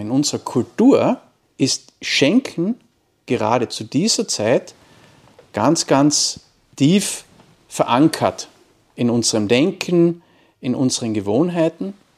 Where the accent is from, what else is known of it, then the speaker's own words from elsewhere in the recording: Wolfsberg, Carinthia, Austria; ich bin Kärntner, ich komme aus dem schönen Wolfsberg